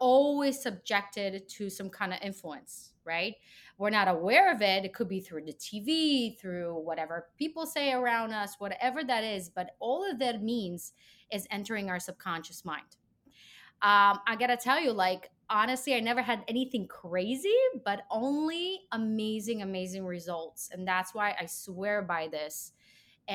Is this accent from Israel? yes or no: yes; Israel; moved away as an adult; I'm from Israel